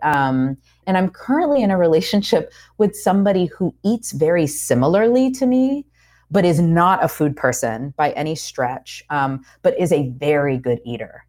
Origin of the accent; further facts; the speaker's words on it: Georgia, United States; moved away as an adult; also born or lived in Puerto Rico / Oakland / New York; now in North Carolina, United States; I grew up in Georgia, but I live in North Carolina now.